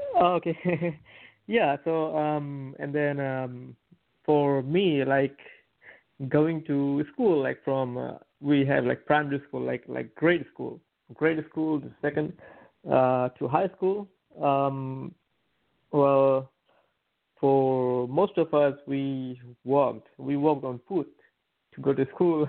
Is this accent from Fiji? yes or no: yes; Fiji; moved away; I'm from like uh, like um, rural, like a countryside of of the island